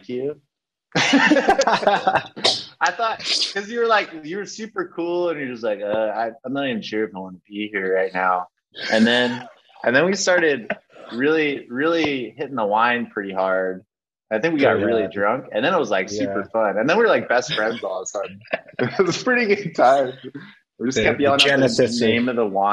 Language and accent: English; California, United States; now in Munich, Germany; I'm originally from the States, from California. Now I live in Munich in Germany